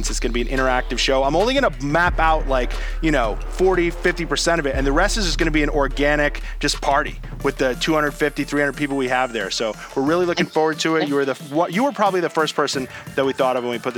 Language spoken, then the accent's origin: English; Stamford, Connecticut, United States; I'm from Stamford, Connecticut.